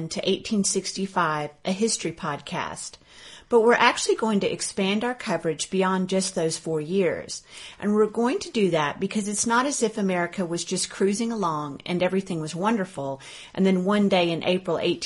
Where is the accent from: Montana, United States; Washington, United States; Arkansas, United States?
Arkansas, United States; also born or lived in Kentucky; now in Colorado, United States; I'm from Arkansas